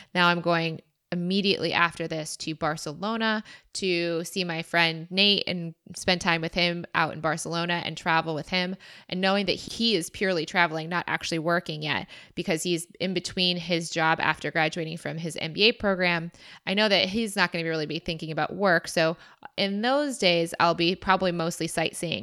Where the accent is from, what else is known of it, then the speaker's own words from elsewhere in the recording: Michigan, United States; moved away; I said I was from Michigan